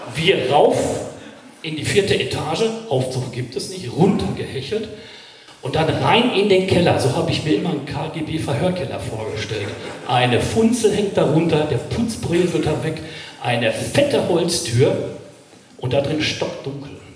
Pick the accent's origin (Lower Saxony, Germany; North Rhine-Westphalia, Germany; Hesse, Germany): North Rhine-Westphalia, Germany; Ruhr area; ich komme aus dem Ruhrgebiet, also ich weiß, wo die Kohle wirklich schwarz ist.